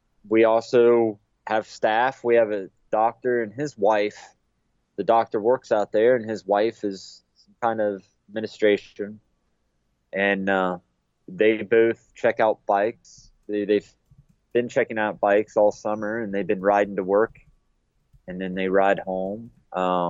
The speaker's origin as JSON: {"language": "English", "town": "Chillicothe", "region": "Ohio", "country": "United States", "tie": "born or raised there", "said": "the Chillicothe VA here in my hometown"}